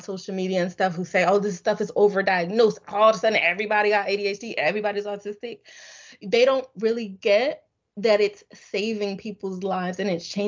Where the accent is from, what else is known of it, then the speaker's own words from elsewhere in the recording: Springfield, Massachusetts, United States; moved away as an adult; also born or lived in Philadelphia; I'm from Springfield, Massachusetts